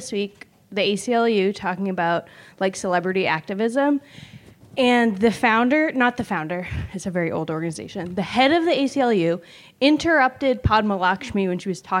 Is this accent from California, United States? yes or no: yes; Los Angeles, California, United States; I'm from Los Angeles.